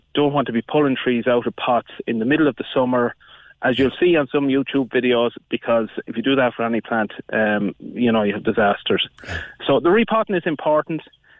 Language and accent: English; County Offaly, Ireland; I'm originally from County Offaly